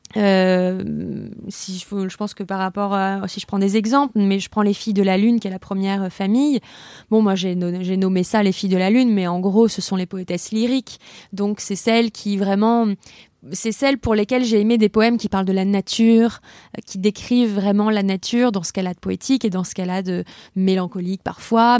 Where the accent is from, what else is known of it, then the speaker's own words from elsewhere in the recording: Lyon, Auvergne-Rhône-Alpes, France; je suis lyonnaise